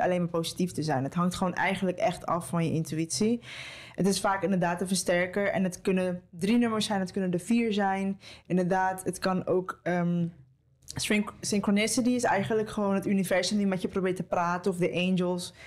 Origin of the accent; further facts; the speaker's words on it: Costa Rica; moved away; Dat is voor mij ook nog eens thuis, want ik ben in Costa Rica geboren